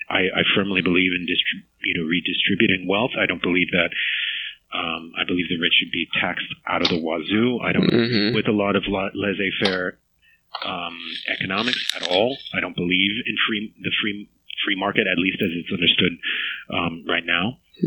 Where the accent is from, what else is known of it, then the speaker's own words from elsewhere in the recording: New York City, New York, United States; I was born in 74, and I grew up in Queens